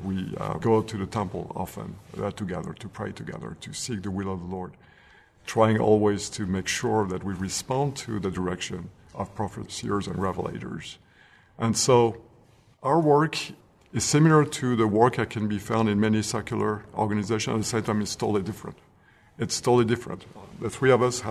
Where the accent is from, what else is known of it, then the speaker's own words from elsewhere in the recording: France; moved away; I grew up in France, as a young man